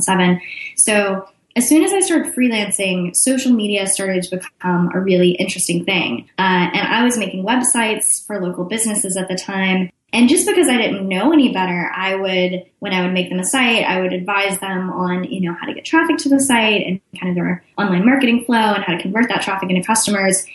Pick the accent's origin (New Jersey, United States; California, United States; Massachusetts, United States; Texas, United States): Texas, United States; Austin; also born or lived in Chicago; I'm from Austin, Texas, which is also where I live now